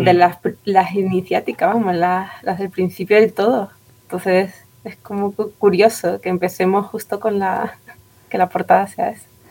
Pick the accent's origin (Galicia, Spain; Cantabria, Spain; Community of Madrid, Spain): Community of Madrid, Spain; Madrid; now in Tenerife, Spain; Yo nací en Madrid, pero me vine para acá, pero llevo ya aquí viviendo 20 años